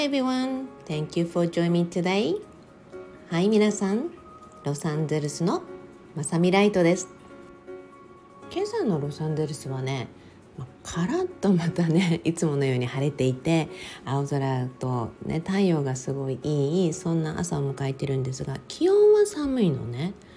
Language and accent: Japanese; Okinawa, Japan; now in Los Angeles, United States; 私も沖縄生まれ沖縄育ち